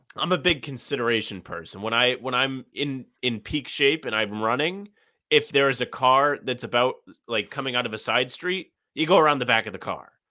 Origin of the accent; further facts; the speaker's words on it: Providence, Rhode Island, United States; my hometown, uh, the news station in Providence